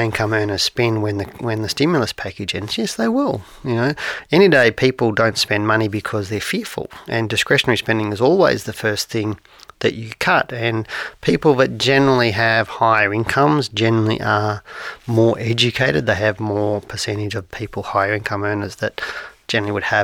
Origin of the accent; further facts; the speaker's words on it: Geelong, Victoria, Australia; I grew up in Geelong